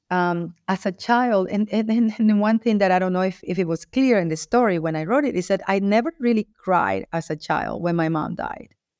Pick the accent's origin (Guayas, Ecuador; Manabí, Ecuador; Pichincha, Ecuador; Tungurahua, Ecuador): Guayas, Ecuador; Guayaquil; I was born in Guayaquil, Ecuador, in South America